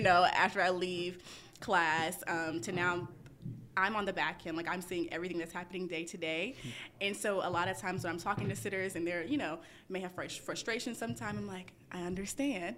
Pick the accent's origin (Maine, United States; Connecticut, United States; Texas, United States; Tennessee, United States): Tennessee, United States; Memphis; now in Atlanta, United States; I'm originally from Memphis, Tennessee